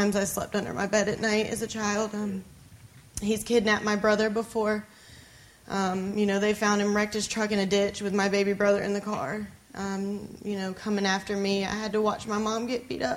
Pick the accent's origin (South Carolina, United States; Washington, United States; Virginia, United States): South Carolina, United States; Myrtle Beach; I'm from Myrtle Beach, South Carolina.